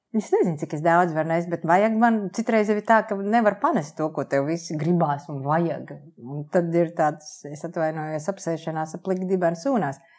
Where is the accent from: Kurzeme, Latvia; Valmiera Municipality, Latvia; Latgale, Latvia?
Kurzeme, Latvia; Liepāja; moved away as an adult; also born or lived in Riga; Esmu patriotiskā liepainiece, es piedzimu Lietpājā un Lietpājā nodzīvoju absolūtā pārliecībā, ka te es arī palikšu